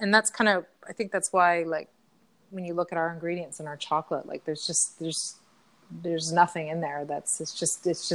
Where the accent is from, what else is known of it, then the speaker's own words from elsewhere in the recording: Ontario, Canada; I was from Ontario